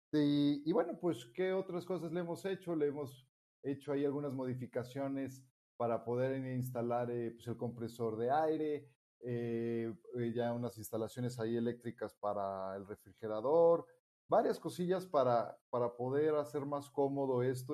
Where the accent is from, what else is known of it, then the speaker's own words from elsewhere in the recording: Mexico; yo soy mexicano